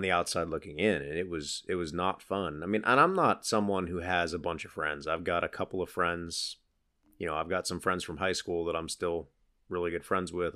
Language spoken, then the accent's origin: English; Pennsylvania, United States; moved away as an adult; we grew up in Pennsylvania in different sides of the state